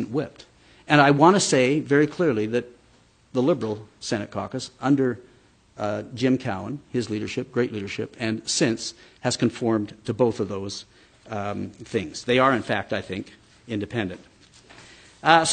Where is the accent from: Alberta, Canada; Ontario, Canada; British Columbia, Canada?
Alberta, Canada; I'm from Alberta